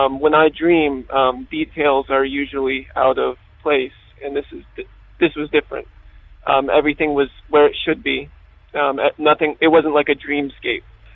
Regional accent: Pennsylvania, United States; from Pennsylvania

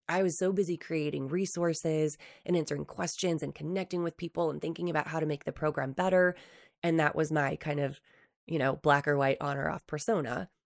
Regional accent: New Hampshire, United States; moved away as an adult; now in Utah, United States; when I first moved to Utah from New Hampshire, so I grew up in the East Coast

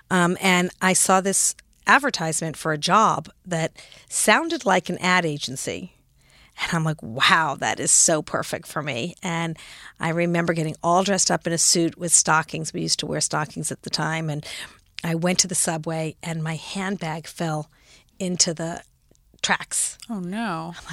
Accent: Los Angeles, California, United States; also born or lived in San Francisco / Frankfurt, Germany; now in New York, United States; So I grew up in Los Angeles. Actually, I was born in San Francisco, grew up in Los Angeles, lived in Frankfurt, Germany for three years because my father was a doctor in the army

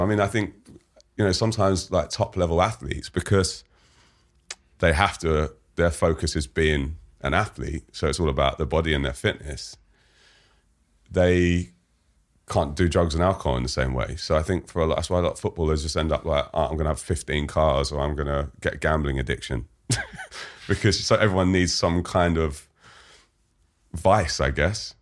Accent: London, United Kingdom; London, I grew up in Fulham

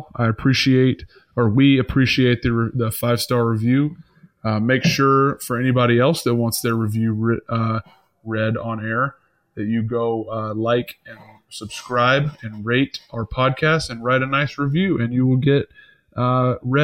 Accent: Atlanta, Georgia, United States; now in Buffalo, United States; we grew up in Atlanta

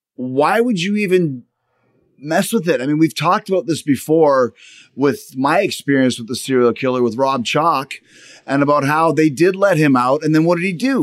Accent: Canada; I'm Canadian

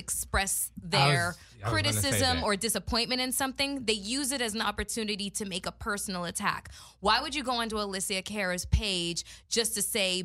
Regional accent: Toronto, Ontario, Canada; We're both from Toronto.

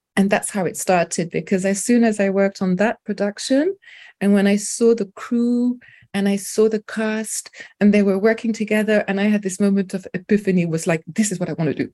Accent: London, United Kingdom; first language French; English is a second language; also born or lived in France; born in France, but I have spent most of my life in London

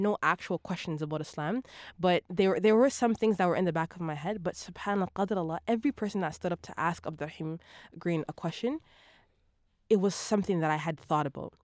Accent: Toronto, Ontario, Canada; also born or lived in Vancouver, BC; I grew up in Toronto

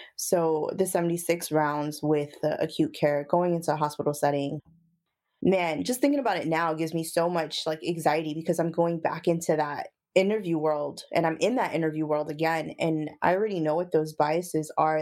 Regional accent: Brooklyn, New York, United States; I'm from Brooklyn, New York

